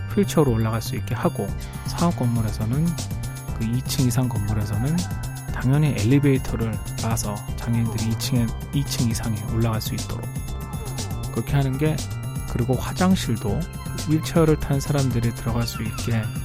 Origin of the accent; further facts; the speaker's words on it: South Korea; moved away as an adult; now in United States; 저부터도 한국에서 나고 자란 사람이니까